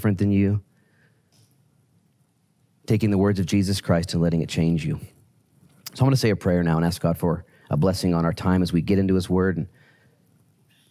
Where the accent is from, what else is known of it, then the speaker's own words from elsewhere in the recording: United States; I'm an American citizen